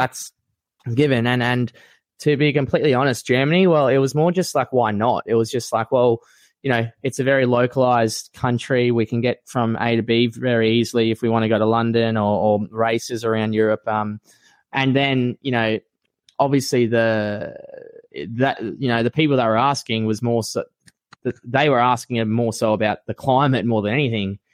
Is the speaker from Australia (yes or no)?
yes; Australia; I'm a diehard Aussie. I love being an Aussie